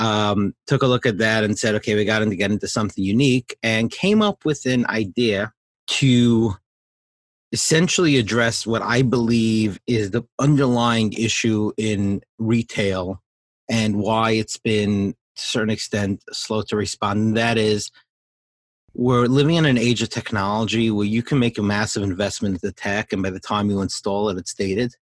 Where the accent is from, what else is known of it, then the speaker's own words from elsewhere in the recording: New York, United States; growing up in New York